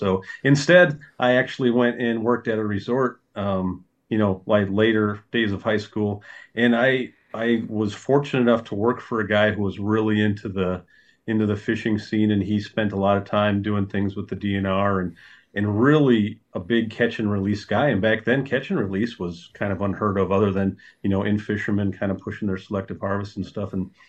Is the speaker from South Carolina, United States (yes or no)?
no; Minnesota, United States; Yeah, so I grew up on Lake Vermilion.